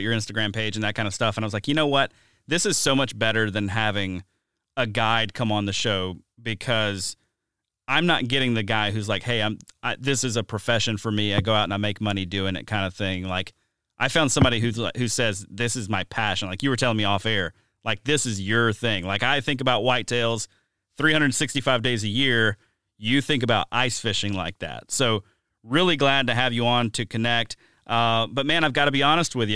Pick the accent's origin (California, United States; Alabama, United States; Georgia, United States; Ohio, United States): Alabama, United States; Mobile; now in Wisconsin, United States; growing up in Mobile, Alabama.